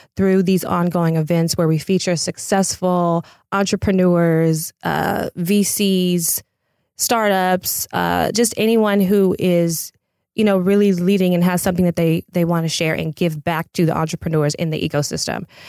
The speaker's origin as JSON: {"language": "English", "town": "Pasadena", "region": "California", "country": "United States", "tie": "born or raised there", "said": "I'm a native of L A County"}